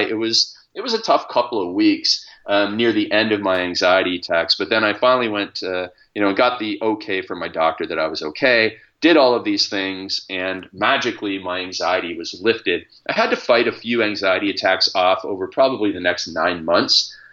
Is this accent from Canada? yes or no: yes; Stratford, Ontario, Canada; I grew up in Stratford, Ontario, which is the hometown of Justin Bieber as well